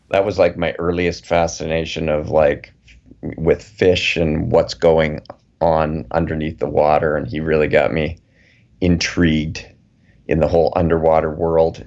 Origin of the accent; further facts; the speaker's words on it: Calgary, Alberta, Canada; I grew up in Calgary